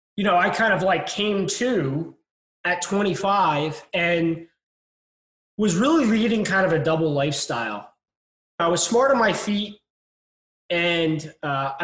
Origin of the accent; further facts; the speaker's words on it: Delaware County, outside Philadelphia, Pennsylvania, United States; now in St. Petersburg, United States; I was born and raised just outside of Philadelphia, in an area called Delaware County